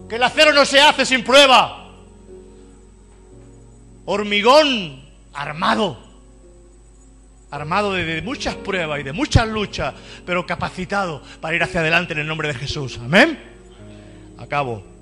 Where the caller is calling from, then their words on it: San José, Costa Rica; desde San José, Costa Rica, quiero enviar un cordial saludo a toda esta hermosa audiencia de Radio Creciendo en Cristo, allá en Barcelona, España.